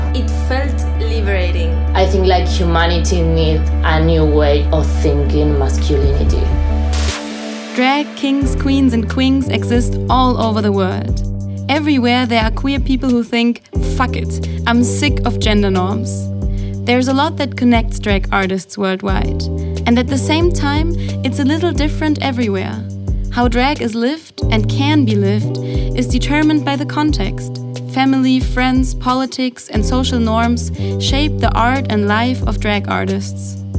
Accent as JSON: {"language": "English", "country": "Germany", "also_born_or_lived": "Buenos Aires, Argentina", "moved": "yes", "said": "I'm from Germany"}